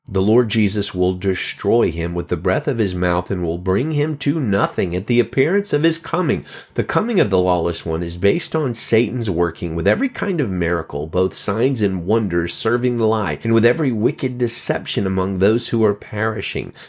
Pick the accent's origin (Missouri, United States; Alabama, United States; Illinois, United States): Alabama, United States; moved away as an adult; now in California, United States; I come from the Bible Belt, live in California now. I've lived here over three years, but I was born in Alabama and lived in Alabama most of my life.